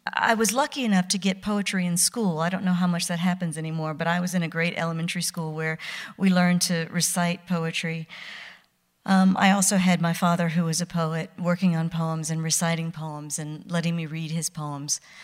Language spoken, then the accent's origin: English; Mississippi, United States; I was born near Easter, nineteen sixty-six, in Mississippi.